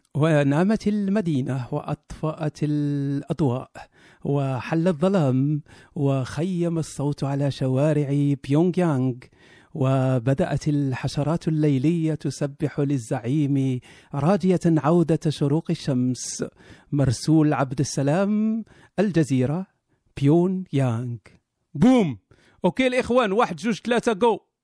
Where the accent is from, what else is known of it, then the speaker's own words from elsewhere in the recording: Kenitra, Rabat-Salé-Kénitra, Morocco; هذا ولد مدينتي